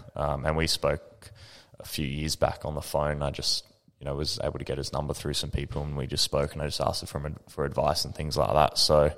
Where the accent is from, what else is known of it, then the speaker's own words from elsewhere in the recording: South Australia, Australia; And we didn't even realize, you know, so I think there was, as South Australians, we're very proud of it, although, you know, a lot of the people from the other states like to, you know, talk us down. We're very proud of being from South Austra